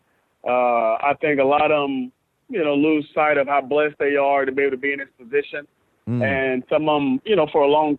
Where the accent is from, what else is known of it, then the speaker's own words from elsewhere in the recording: Atlanta, Georgia, United States; I'm from Atlanta.